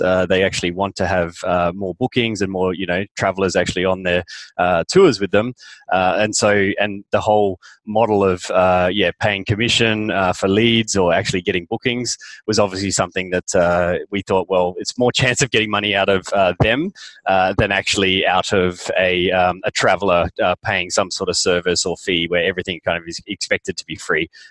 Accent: Australia; moved away as an adult; also born or lived in London; I'm an Aussie

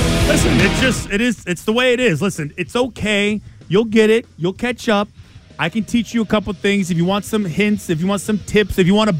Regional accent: Northridge, California, United States; I grew up in Northridge. This school, CSUN, is what it's really known by.

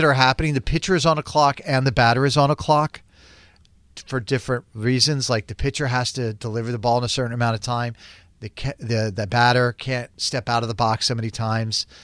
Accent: Florida, United States; moved away as an adult; I grew up in Florida, and I lived in Florida for a long time

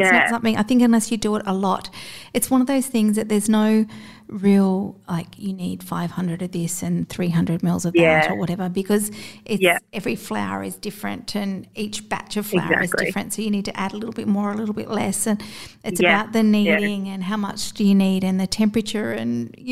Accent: Gold Coast, Queensland, Australia; I grew up on the Gold Coast

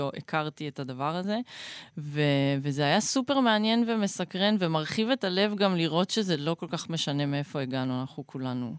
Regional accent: Northern District, Israel; גדלתי ב... בבועה בועתית בצפון

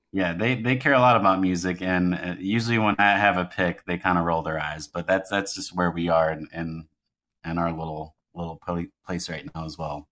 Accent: Louisville, Kentucky, United States; moved away as an adult; also born or lived in Manhattan, New York / Cincinnati, Ohio; I grew up in Louisville, Kentucky

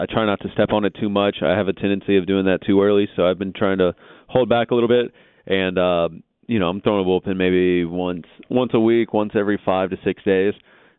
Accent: Texas, United States; I mean, again, with me being a Texan, for me, it's more the fact that it's close to home.

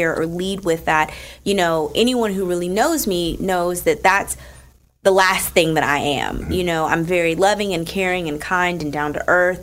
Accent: Newark, New Jersey, United States; I'm from Newark

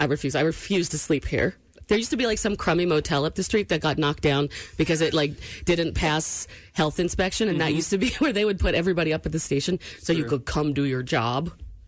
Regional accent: New England, United States; I'm from New England. Like, that's where my mom's side's from. My dad's side is from Ecuador.

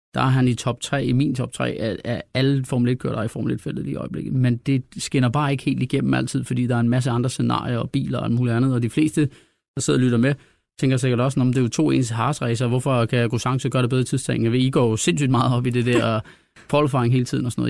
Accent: Denmark; vi er jo danskere

